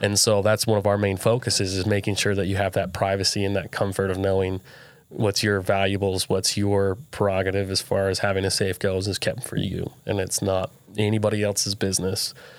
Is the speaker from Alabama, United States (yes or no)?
no; Southern Utah, United States; I grew up here in Southern Utah